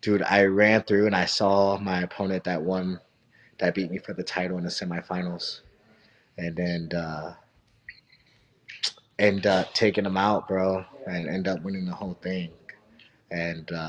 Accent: Missouri, United States; I'm from Missouri

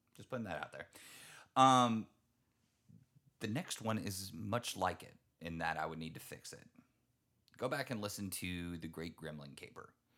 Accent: Texas, United States; I'm from Texas

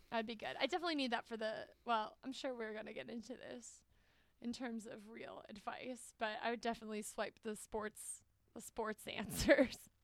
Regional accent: United States; I'm an American

